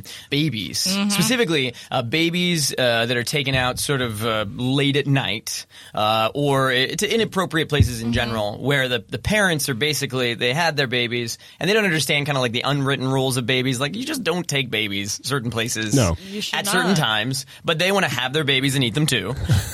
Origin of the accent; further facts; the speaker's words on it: California, United States; I'm from Orange County, so you understand. It's very shallow out there.